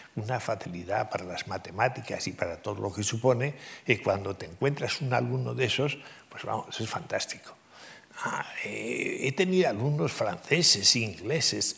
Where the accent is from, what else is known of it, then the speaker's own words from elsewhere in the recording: Pamplona, Navarre, Spain; moved away as an adult; now in Madrid, Spain; yo soy navarro, muy navarro, en el sentido de que aunque estoy casado con una madrileña y llevo 50 años en Madrid